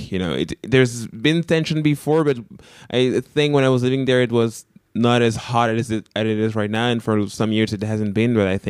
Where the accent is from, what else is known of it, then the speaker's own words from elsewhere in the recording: Canada; first language French; English is a second language; So I'm from the French part of the country, so my first language is actually French.